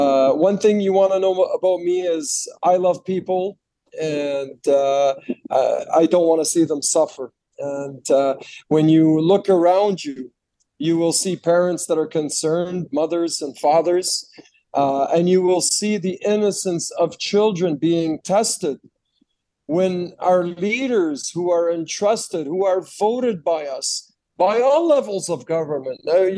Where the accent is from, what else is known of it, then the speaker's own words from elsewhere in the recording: Ottawa, Ontario, Canada; I grew up in Ottawa, Ontario, Canada. Grew up obviously in the south of Ottawa.